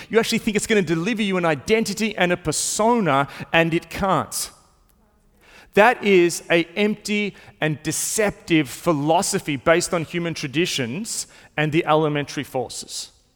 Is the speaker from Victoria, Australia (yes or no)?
yes; Melbourne, Victoria, Australia; I've grown up in Melbourne. I've been not just in Melbourne my whole life, I've been in the same part